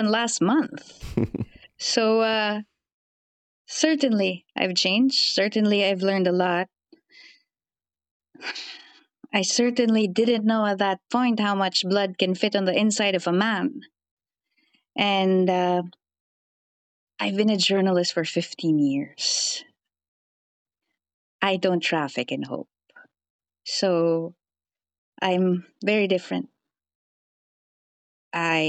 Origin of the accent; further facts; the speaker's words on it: Philippines; I'm a Filipino field reporter